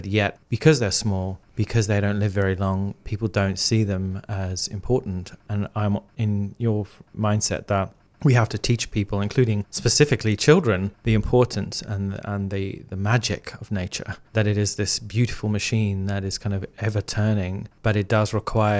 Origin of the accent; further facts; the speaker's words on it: Zimbabwe; I grew up in Zimbabwe in Africa, and I used to lie on the grass, look up at the Milky Way.